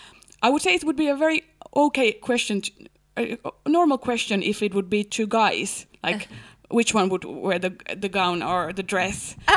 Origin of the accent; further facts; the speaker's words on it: Helsinki, Uusimaa, Finland; But then I don't have any need now to identify myself no more than I'm from Helsinki and I'm engaged to get married and...